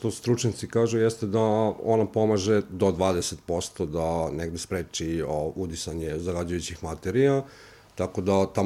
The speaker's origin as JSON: {"language": "Croatian", "town": "Kosjerić", "region": "Zlatibor District", "country": "Serbia", "said": "dolazim iz jednog manjeg mesta, dakle Kosjerić"}